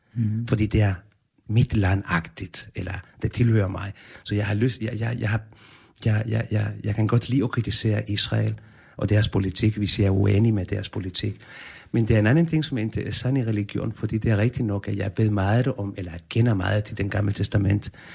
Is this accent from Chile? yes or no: yes; Chile; born or raised there; now in Denmark